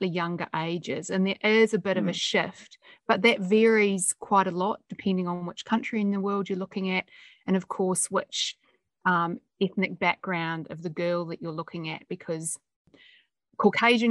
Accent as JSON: {"language": "English", "country": "New Zealand", "tie": "born or raised there", "moved": "yes", "lives_now": "Australia", "said": "I'm a New Zealander. I grew up in New Zealand, and we're very pragmatic"}